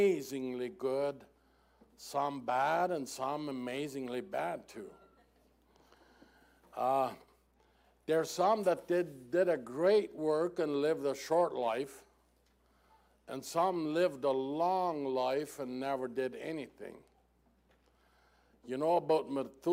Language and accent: English; Mexico; first language German; English is a second language; Even though I was born in Mexico, I was born in a German language and culture, so that's the reason for my strange accent